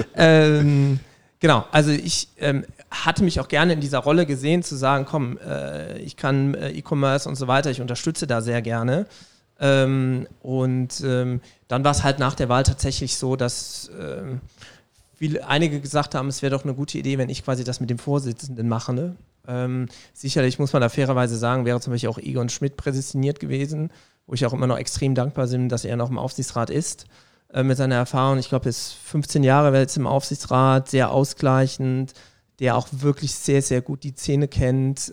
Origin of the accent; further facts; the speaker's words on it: Vallendar, Rhineland-Palatinate, Germany; moved away as an adult; also born or lived in Saarbrücken / Trier / Bonn / Cologne; now in Saarland, Germany; Ich komme quasi aus Fallendar. Das ist bei Koblenz.